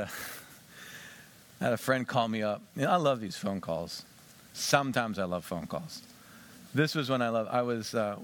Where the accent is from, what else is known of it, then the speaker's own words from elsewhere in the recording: Western Pennsylvania, United States; Where we grew up in Western Pennsylvania